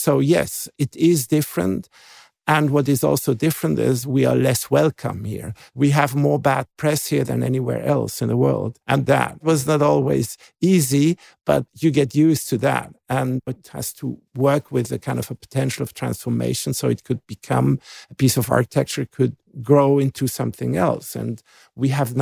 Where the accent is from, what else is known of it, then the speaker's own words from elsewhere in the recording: Basel, Basel-Stadt, Switzerland; So not only I'm from Basel, but I'm literally actually from this Messe neighborhood.